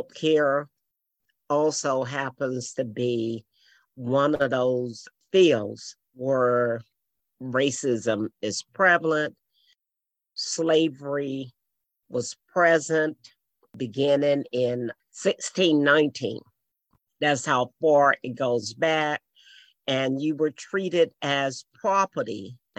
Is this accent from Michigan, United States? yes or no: no; Mississippi, United States; moved away; I grew up in Mississippi